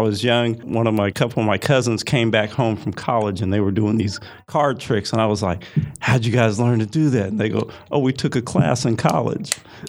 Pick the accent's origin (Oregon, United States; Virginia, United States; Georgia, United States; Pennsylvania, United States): Oregon, United States; Portland; moved away; also born or lived in Seattle, Washington; I'm from Portland, Oregon. originally. Okay. Okay. Moved to Seattle